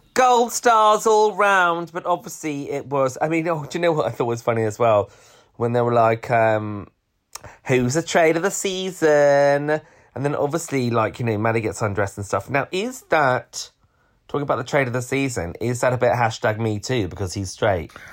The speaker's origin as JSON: {"language": "English", "country": "United Kingdom", "also_born_or_lived": "London", "said": "us Brits"}